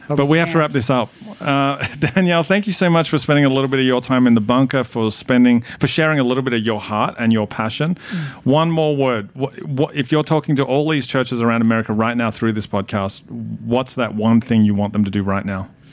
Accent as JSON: {"language": "English", "town": "Melbourne", "region": "Victoria", "country": "Australia", "tie": "born or raised there", "also_born_or_lived": "Carlton, Victoria", "said": "I was born in Carlton. Okay. And grew up in Collingwood."}